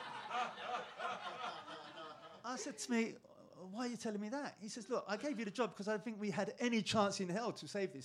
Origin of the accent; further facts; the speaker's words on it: England, United Kingdom; moved away; I'm English